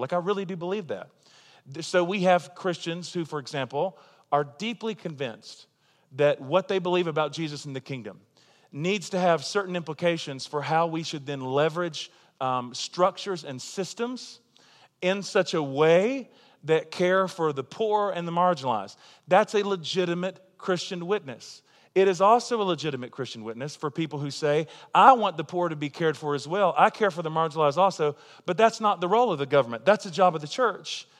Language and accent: English; United States; also born or lived in Tulsa, Oklahoma